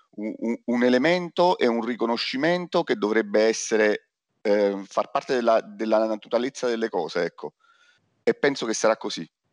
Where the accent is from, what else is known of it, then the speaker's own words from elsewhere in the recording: Naples, Campania, Italy; sono napoletano